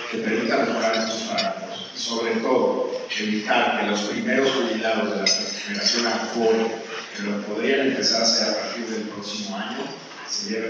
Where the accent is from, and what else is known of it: Mexico